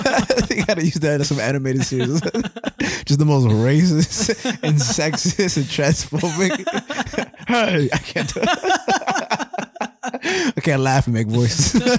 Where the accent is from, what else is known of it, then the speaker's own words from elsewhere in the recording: Boston, Massachusetts, United States; All right. I'm from Boston.